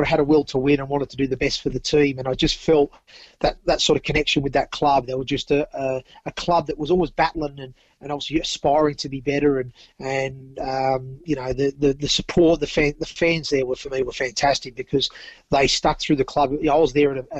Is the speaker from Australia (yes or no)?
yes; Central Coast, New South Wales, Australia; also born or lived in Torquay, England; we're from the Central Coast